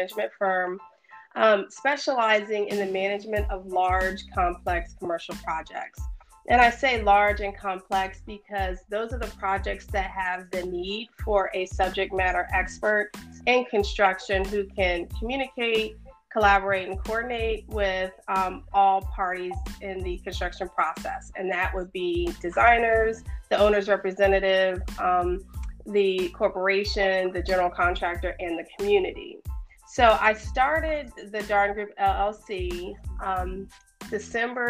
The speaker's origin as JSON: {"language": "English", "town": "Sterling", "region": "Virginia", "country": "United States", "tie": "born or raised there", "said": "I grew up in Northern Virginia in a town called Sterling"}